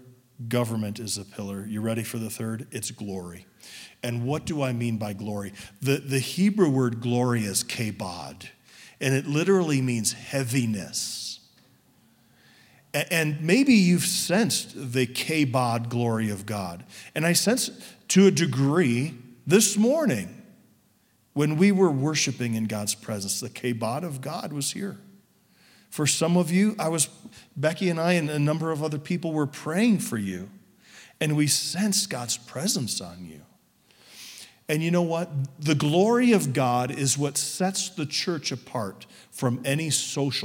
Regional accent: suburban Chicago, Illinois, United States; I was raised in suburban Chicago in a Baptist church

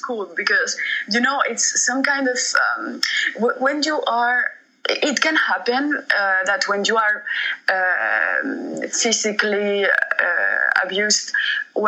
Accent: Spain; moved away as an adult; now in Montreux, Switzerland; I grew up in Spain. I have lived there for 20 years

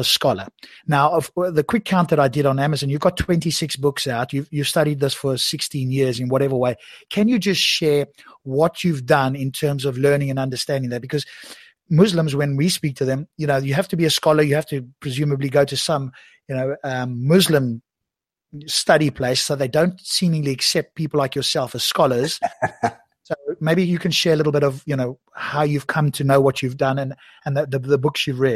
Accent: South Africa; now in England, United Kingdom; from my accent, you may actually pick up that although I live here, I was originally in South Africa.

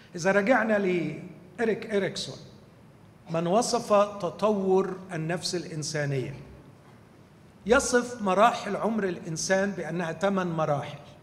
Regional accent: Egypt; إحنا عندنا في مصر

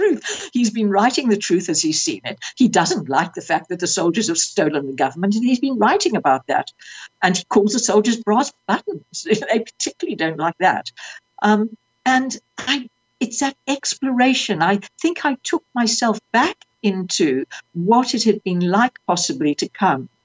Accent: South Africa; moved away as an adult; I was 21. I was seeking refuge from South Africa.

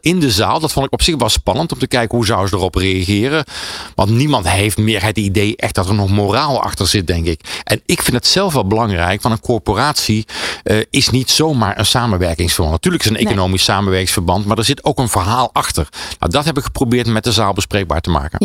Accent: North Brabant, Netherlands; dat begon in Brabant, waar ik vandaan kwam

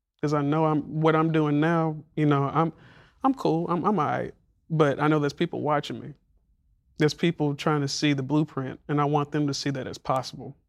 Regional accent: Montgomery, Alabama, United States; moved away; growing up in Montgomery

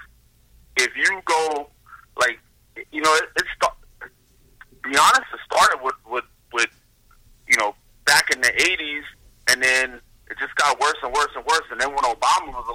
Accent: South Carolina, United States; growing up in South Carolina, man, it's different down there

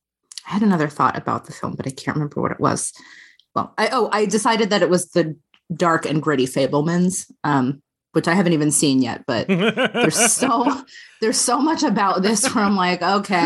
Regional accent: Long Island, New York, United States; I grew up on Long Island. I'm also Jewish.

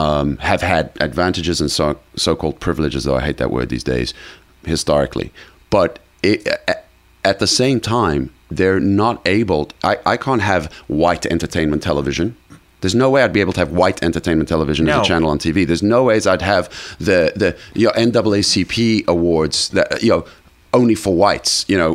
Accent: South Africa; I come from South Africa. South Africa, there are 11 national languages, believe it or not, okay?

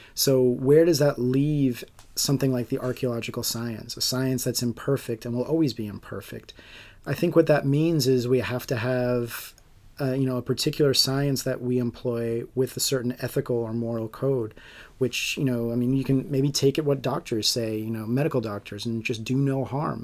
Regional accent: Long Island, New York, United States; I grew up on Long Island

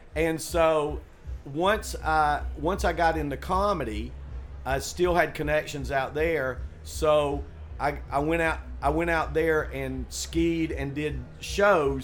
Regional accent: Tennessee, United States; moved away as an adult; also born or lived in Boulder; I grew up in Tennessee and there's no skiing there

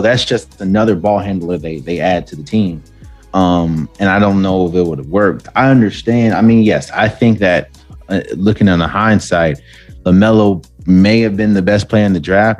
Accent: Washington, District of Columbia, United States; born or raised there

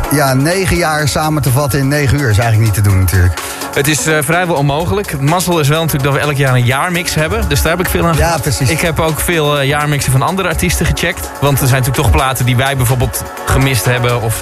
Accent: Bergen, North Holland, Netherlands; Ik kom uit Bergen.

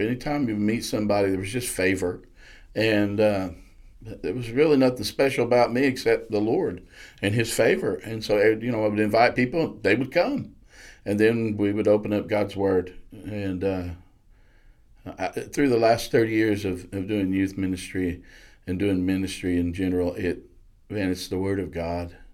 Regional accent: Blanchard, Oklahoma, United States; I grew up in Blanchard, Oklahoma

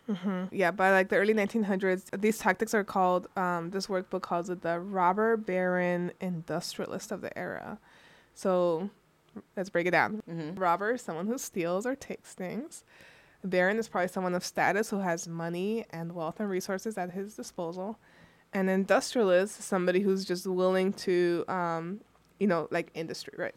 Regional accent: California, United States; now in Michigan, United States; I come from California, and the power. My parents would pay their utility bill to um, the Edison Electric Company

